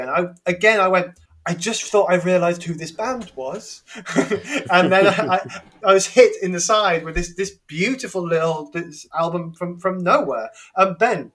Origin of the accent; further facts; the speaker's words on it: England, United Kingdom; I'm just pronouncing it as an English person